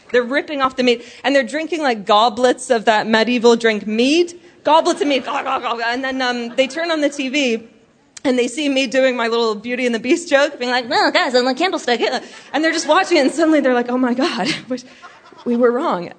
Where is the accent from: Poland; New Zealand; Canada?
Canada; now in United Kingdom; I'm Canadian, but I live in the UK.